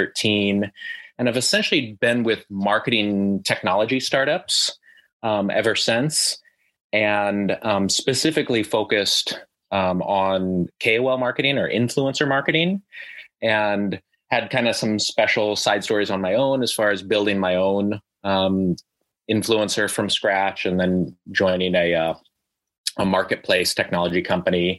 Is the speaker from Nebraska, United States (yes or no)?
yes; Omaha, Nebraska, United States; moved away as an adult; now in China; I'm originally from the American Midwest, from Omaha, Nebraska